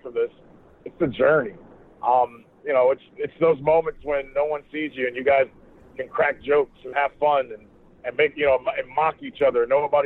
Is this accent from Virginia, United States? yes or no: no; Northeast Ohio, United States; I grew up in Northeast Ohio